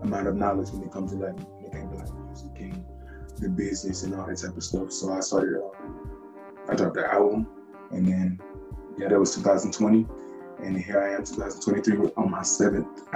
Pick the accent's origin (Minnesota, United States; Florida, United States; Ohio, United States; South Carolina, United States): South Carolina, United States; I'm from South Carolina